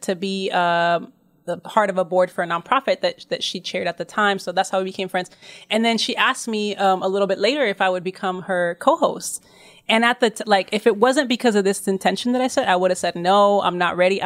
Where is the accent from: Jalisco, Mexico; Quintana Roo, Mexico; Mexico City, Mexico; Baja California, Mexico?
Mexico City, Mexico; I'm originally from Mexico City, which is where I'm based